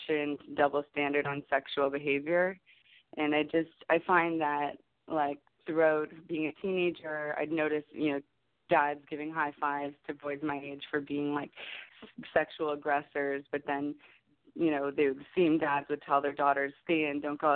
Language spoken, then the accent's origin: English; Canada; also born or lived in Los Angeles; I'm from Canada